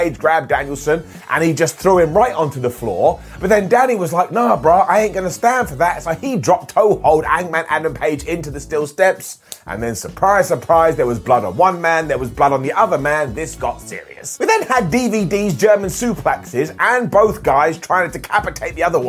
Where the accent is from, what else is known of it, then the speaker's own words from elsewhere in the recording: United Kingdom; I am a British person